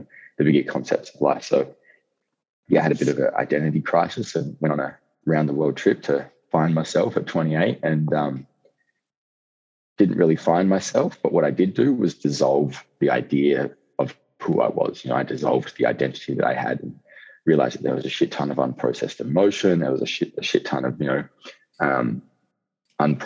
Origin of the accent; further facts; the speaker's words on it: Outback, Australia; I'm an Aussie hooligan, I guess you could say. You know, I grew up in outback Australia